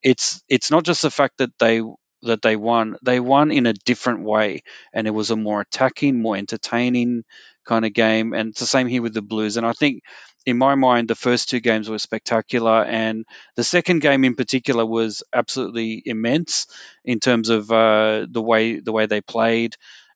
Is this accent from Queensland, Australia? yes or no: yes; Queensland, Australia; And look, overall, as a Queenslander, you might think that hasn't been very entertaining for me if I'm a Queenslander